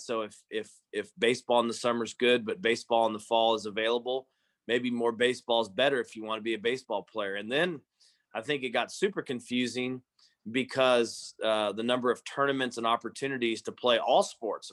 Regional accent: Stillwater, Oklahoma, United States; we grew up here in Stillwater

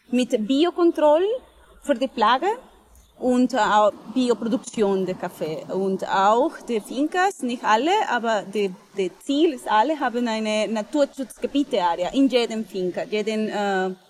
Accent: Colombia; moved away; ich komme aus Kolumbien

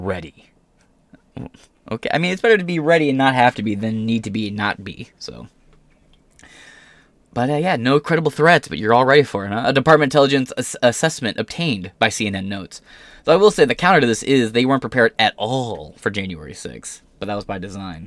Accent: near Detroit, Michigan, United States; I'm not from Detroit, but I live close to Detroit

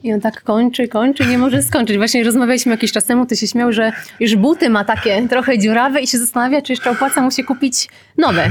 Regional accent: Koszalin, West Pomeranian Voivodeship, Poland; jestem z Koszalina

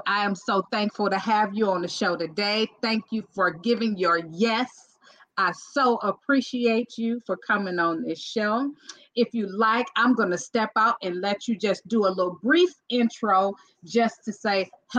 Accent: Cleveland, Ohio, United States; my hometown, Cleveland, Ohio

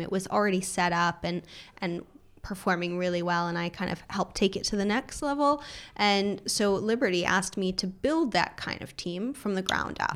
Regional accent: Los Angeles, California, United States; moved away as an adult; now in London, United Kingdom; I grew up in Los Angeles

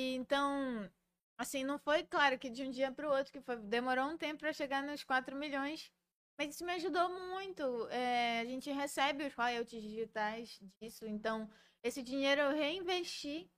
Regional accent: Belém, Pará, Brazil; sou de Belém

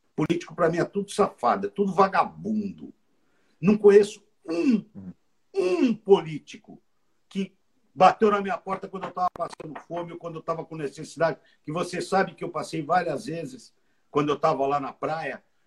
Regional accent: Brazil; moved away as an adult; now in United States; eu sou do Jardim Maringá

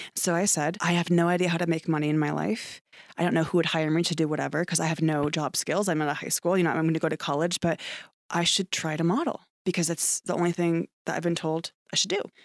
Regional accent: Ithaca, New York, United States; moved away as an adult; also born or lived in Prescott, Arizona; now in Phoenix, United States; I was born and raised in Ithaca, New York

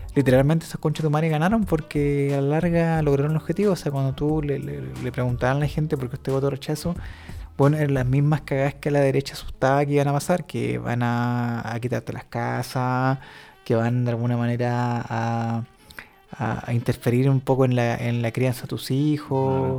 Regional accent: Chile

